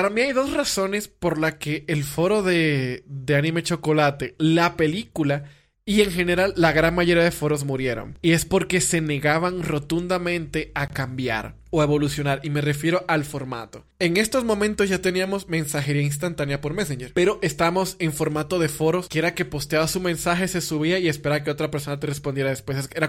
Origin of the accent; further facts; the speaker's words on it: Dominican Republic; Ah, eres de Venezuela, yo soy dominicana. Ah, qué padre, tenemos acentos parecidos.